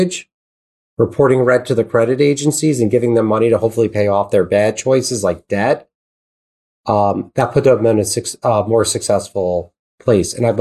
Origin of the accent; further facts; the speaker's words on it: New York, United States; I speak fast because I'm from New York